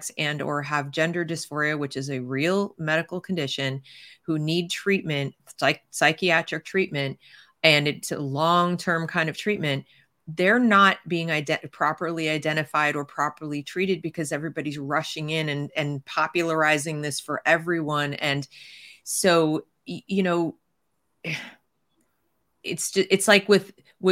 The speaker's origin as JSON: {"language": "English", "country": "United States", "said": "I'm speaking as an American from an American perspective"}